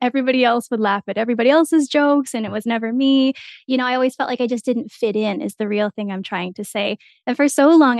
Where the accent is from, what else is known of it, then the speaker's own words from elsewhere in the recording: small town in Alberta, Canada; moved away as an adult; now in Lethbridge, Canada; I grew up in a really isolated community